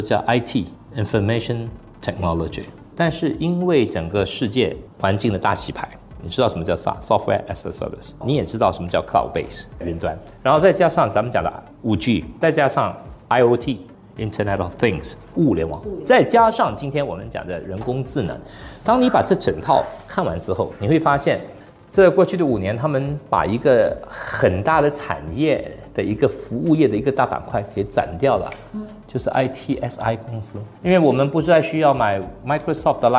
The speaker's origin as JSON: {"language": "Chinese", "country": "Singapore", "said": "作为新加坡人，我们都很有优越感，但我希望我们的优越感要比较务实。"}